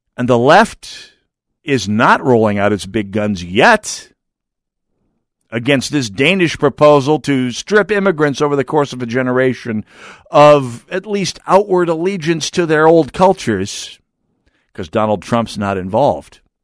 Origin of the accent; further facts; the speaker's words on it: United States; As an American